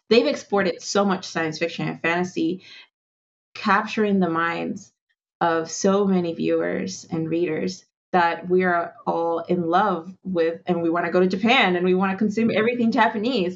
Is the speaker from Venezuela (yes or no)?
yes; Venezuela; also born or lived in Andes; now in United States; I grew up in Venezuela, so it's like I took a lot of things for granted